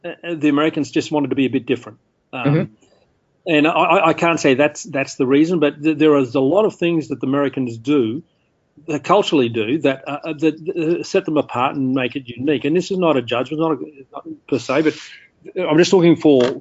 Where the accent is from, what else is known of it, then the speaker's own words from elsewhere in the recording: Australia; I'd say Australia